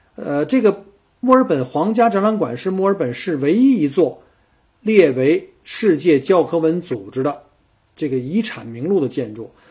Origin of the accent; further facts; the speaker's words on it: Beijing, China; now in Melbourne, Australia; 我是北京来的